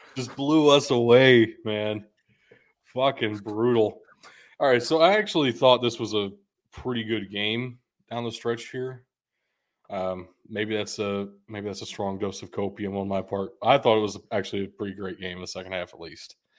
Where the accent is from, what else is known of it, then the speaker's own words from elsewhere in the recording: Louisville, Kentucky, United States; we're both from Louisville